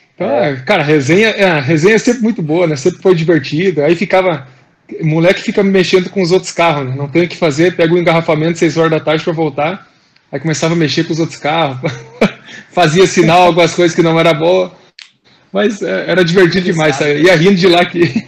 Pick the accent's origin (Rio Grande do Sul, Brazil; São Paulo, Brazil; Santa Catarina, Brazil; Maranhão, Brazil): Rio Grande do Sul, Brazil; Novo Hamburgo; now in Paraná, Brazil; eu nasci no Hamburgo